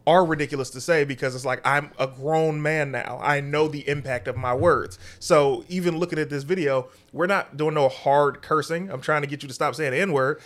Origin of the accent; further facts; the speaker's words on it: Detroit, Michigan, United States; moved away; I'm from Detroit